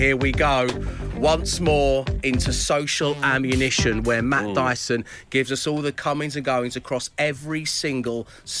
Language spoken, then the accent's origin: English; London, United Kingdom; You know, I'm from Greenwich, you know, that's where I was born, from Cholton. I'm from where the O2 is, where it all happens.